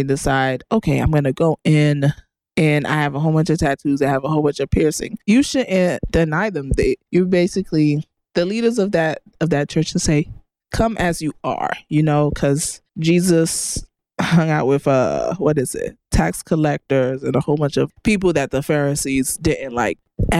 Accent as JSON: {"language": "English", "country": "United States", "tie": "born or raised there", "said": "us who grew up in America"}